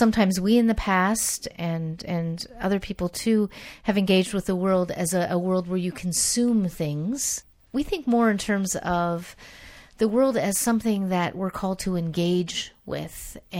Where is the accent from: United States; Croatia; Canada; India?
Canada; I grew up in the Dutch Reformed tradition in Canada, Calvinist tradition